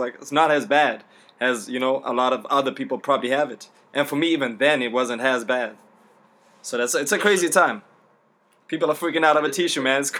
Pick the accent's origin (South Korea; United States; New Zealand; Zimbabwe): Zimbabwe; moved away; growing up in Zimbabwe